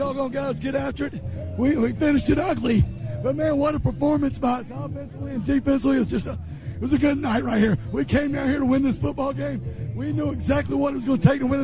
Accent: South Carolina, United States; now in Georgia, United States; my home state of South Carolina

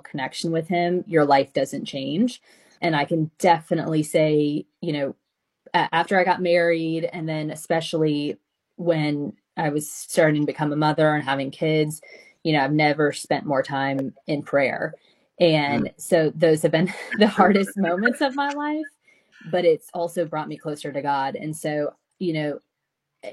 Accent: the South, United States; growing up in the South

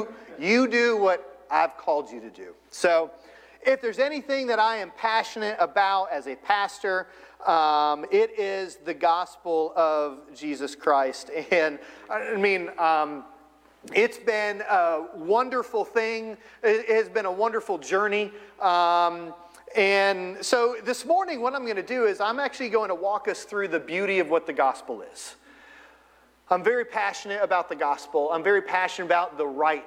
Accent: Florida, United States; moved away as an adult; also born or lived in Ohio / Northern Virginia / Eastern Virginia; So we've lived in Florida. I grew up in Florida.

